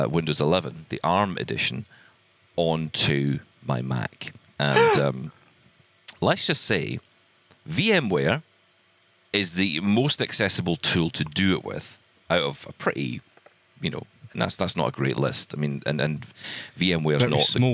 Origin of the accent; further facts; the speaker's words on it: Glasgow, Scotland, United Kingdom; I have a fondness for Glasgow. It's my hometown